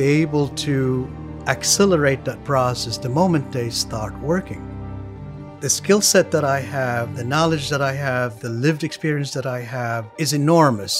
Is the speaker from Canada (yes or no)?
no; Philippines; moved away as an adult; now in New York City, United States; I'm from the Philippines.